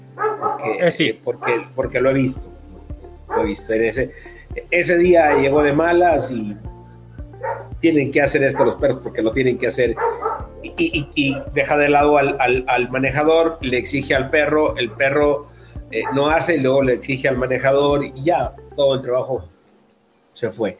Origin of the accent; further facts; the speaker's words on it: Mexico; como decimos acá en, en México, las pilas o las baterías